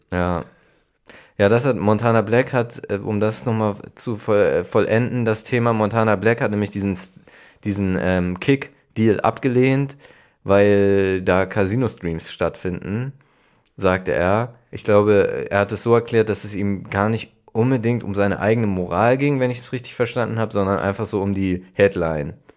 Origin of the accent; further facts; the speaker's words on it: Hamburg, Germany; ich komme aus Hamburg